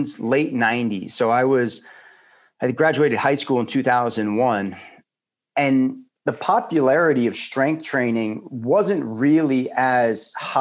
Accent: Long Island, New York, United States; I grew up on Long Island and had a very active childhood

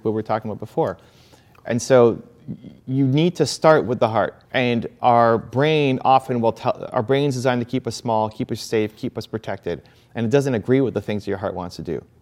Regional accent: Canada; I was born in Canada

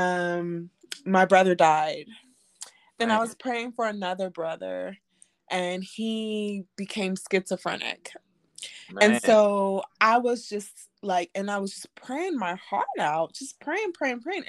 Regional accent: Oakland, California, United States; now in Jacksonville, United States; I'm from Oakland, California, currently living in Jacksonville

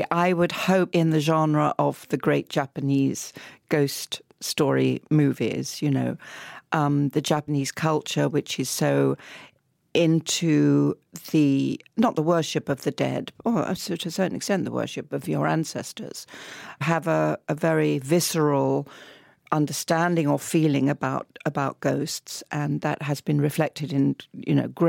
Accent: Southend-on-Sea, East of England, United Kingdom; You know, in my hometown, my wonderful hometown of Southend-on-Sea, we used to have a little fun fair.

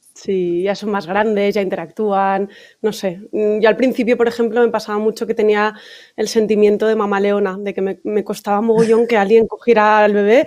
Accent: Valencia, Valencian Community, Spain; moved away; Yo soy de Valencia y claro, mi familia está allí

